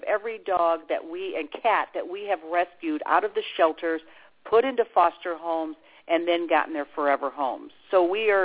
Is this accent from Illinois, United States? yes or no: yes; Chicago, Illinois, United States; now in Brevard County, Florida, United States; I'm from Chicago